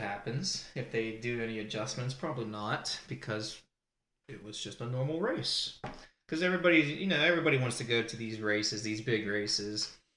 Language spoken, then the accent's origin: English; Pennsylvania, United States; I'm from Pennsylvania